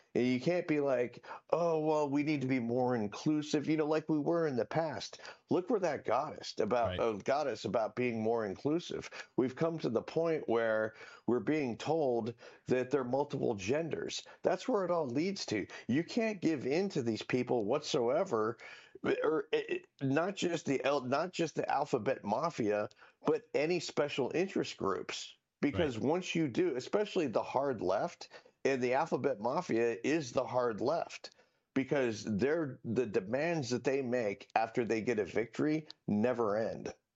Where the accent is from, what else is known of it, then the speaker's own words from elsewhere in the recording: Collier County, Florida, United States; I grew up in Collier County, Florida